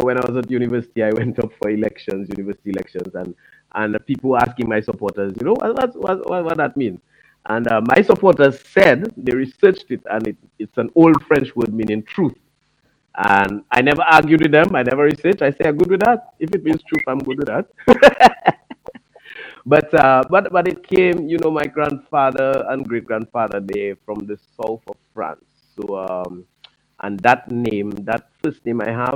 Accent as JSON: {"language": "English", "town": "Cottage", "country": "Dominica", "tie": "born or raised there", "also_born_or_lived": "Curaçao", "said": "I grew up in the village of Cottage."}